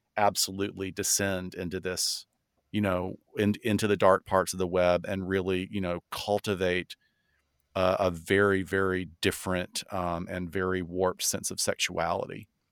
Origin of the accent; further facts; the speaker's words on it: the South, United States; I'm from the South